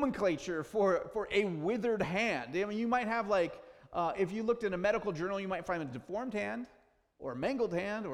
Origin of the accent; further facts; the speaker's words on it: Gig Harbor, Washington, United States; I'm from Western Washington, from the Gig Harbor, Tacoma area.